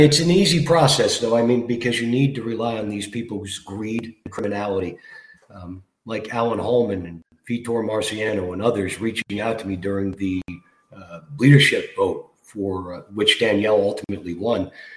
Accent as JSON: {"language": "English", "town": "Toronto", "region": "Ontario", "country": "Canada", "tie": "born or raised there", "said": "I grew up in Scarborough as a little kid"}